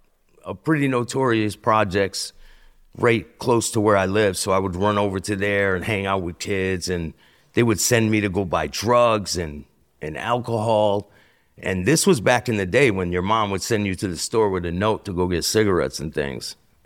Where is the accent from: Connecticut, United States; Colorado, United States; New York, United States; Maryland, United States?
Connecticut, United States; Bristol; So I'm from Bristol, Connecticut.